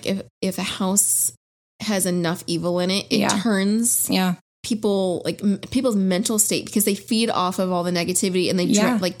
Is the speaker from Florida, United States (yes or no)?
yes; South Florida, United States; I grew up in South Florida and there's this town called Wellington